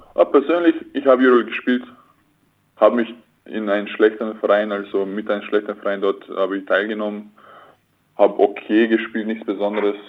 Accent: Klagenfurt, Carinthia, Austria; now in Oldenburg, Germany; ich bin 1000 Kilometer weg von Klagenfurt, mhm. also meiner Heimatstadt

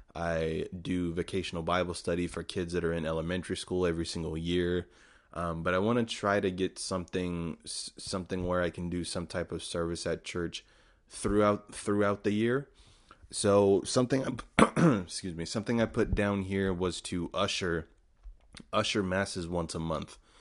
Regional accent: United States; as an American

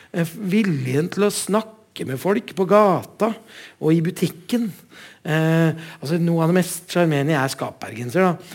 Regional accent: Oslo, Norway; moved away; also born or lived in Gjøvik; Jeg er skikkelig Oslo-gutt

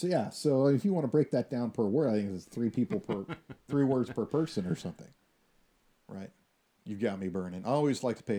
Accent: Texas, United States; I know that we are from Texas, and we have firearms, and we're more familiar with firearms. We come from a culture of firearms

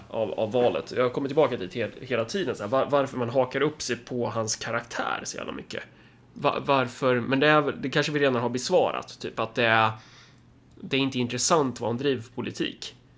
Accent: Sweden; jag är svensk

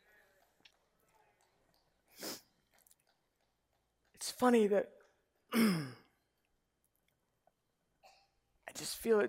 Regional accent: Dunwoody, Georgia, United States; I grew up in Dunwoody, Georgia

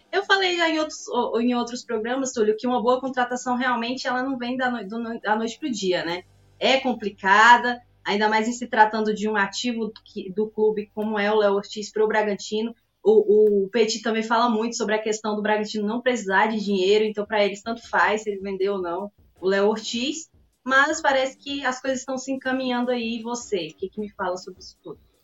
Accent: Goiás, Brazil; meu pai é mineiro, eu sou goiana, minha mãe, minha irmã também

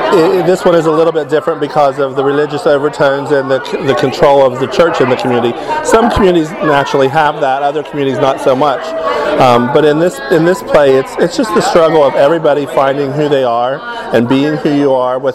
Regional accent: Mason, West Virginia, United States; I am from Mason, West Virginia.

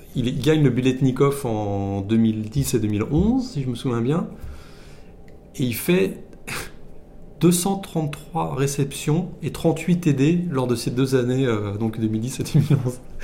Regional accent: France; en tant que français arrivant là-bas

